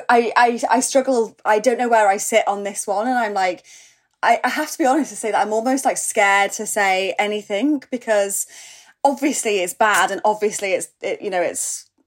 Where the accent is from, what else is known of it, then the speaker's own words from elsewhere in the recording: North West England, United Kingdom; accent: Scouse; my mum, you know, we grew up near Liverpool. My mum's a Scouser. My mum and dad, and when I'm with them, like I'm, I sound Scouse